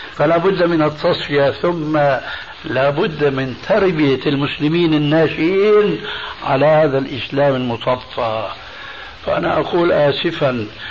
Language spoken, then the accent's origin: Arabic; Syria; عندنا في سوريا